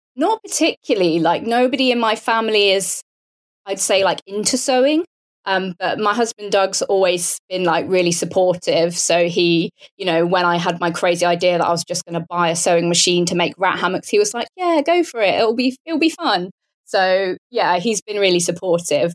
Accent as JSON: {"language": "English", "town": "Portsmouth", "region": "South East England", "country": "United Kingdom", "tie": "born or raised there", "also_born_or_lived": "Bath", "said": "as you can probably tell from my accent, I'm British. So I grew up near Portsmouth, which is on the south coast of the UK"}